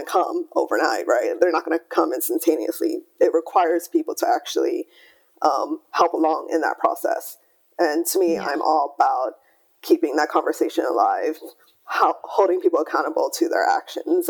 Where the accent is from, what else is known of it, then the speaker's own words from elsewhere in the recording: Hawaii, United States; moved away; also born or lived in California; I grew up in Hawaii, I went to university in California